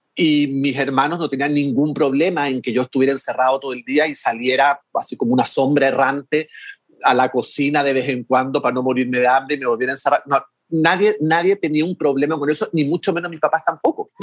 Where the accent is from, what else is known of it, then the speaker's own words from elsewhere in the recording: Chile; como somos mm. vecinos